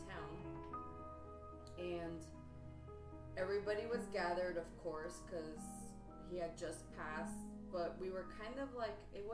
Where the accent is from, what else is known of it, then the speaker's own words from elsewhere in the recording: Quito, Pichincha, Ecuador; moved away; I was 5 years old, and I'm from Ecuador